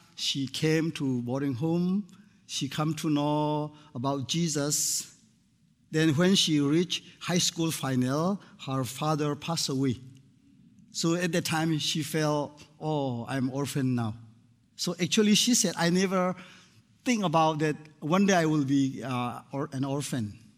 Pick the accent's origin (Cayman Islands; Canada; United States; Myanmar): Myanmar; I came from Myanmar, previously called uh, Burma.